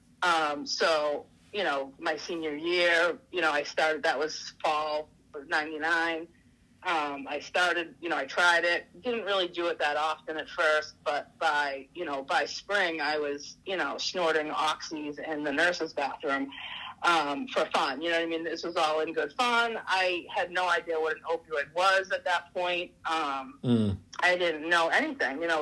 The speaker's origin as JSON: {"language": "English", "town": "Saugus", "region": "Massachusetts", "country": "United States", "tie": "born or raised there", "said": "I grew up in Saugus"}